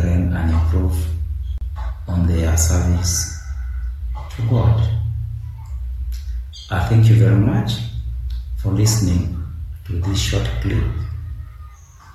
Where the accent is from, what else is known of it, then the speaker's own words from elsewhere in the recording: Uganda; I'm from Uganda, the Pearl of Africa.